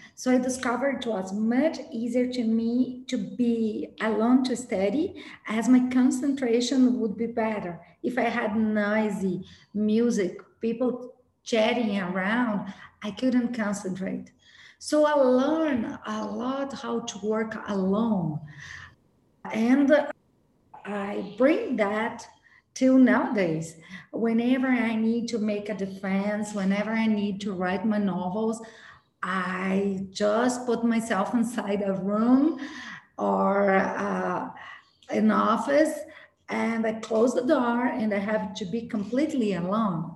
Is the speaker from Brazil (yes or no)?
yes; Brazil; I was born in Brazil, born and raised in Brazil by an Italian family